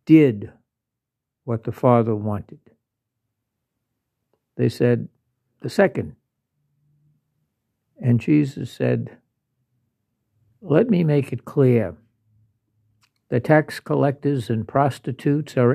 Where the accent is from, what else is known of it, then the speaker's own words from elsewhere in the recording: Louisiana, United States; I'm from Louisiana